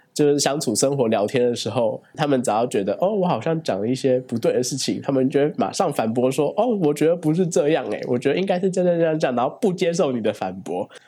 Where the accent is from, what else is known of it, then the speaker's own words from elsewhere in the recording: Taiwan; also born or lived in Berlin, Germany / Hainburg an der Donau, Austria / Barcelona, Spain; 我是来自新竹的